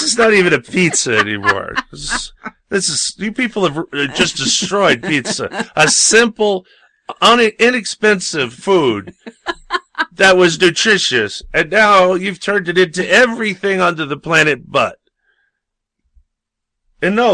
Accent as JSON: {"language": "English", "region": "New York", "country": "United States", "tie": "born or raised there", "said": "I grew up in New York"}